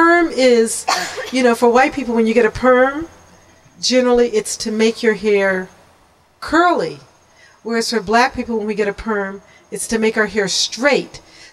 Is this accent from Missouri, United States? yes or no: yes; Kansas City, Missouri, United States; growing up in Kansas City in the 50s